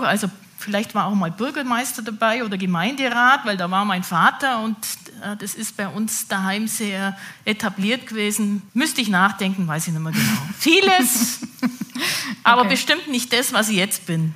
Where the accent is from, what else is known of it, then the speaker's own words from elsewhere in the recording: Allgäu, Bavaria, Germany; ich bin eine echte Allgäuerin. Ich verrate mal jetzt nicht, seit wann ich Allgäuerin bin. Das kann jeder mal rätseln, seit wann ich hier im Allgäu geboren wurde und bin auf dem Bauernhof aufgewachsen